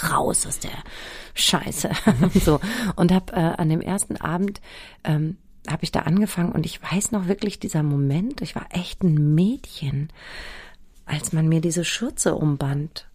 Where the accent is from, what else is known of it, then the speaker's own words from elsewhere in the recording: Germany; ich bin ja im Spessart aufgewachsen, ne, auf so einem Dorf.